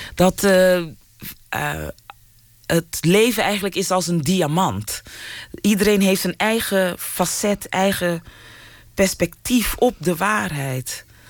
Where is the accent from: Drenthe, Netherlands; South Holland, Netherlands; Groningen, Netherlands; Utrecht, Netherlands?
South Holland, Netherlands; Rotterdam; also born or lived in Suriname; ik kom gewoon uit Rotterdam-Zuid.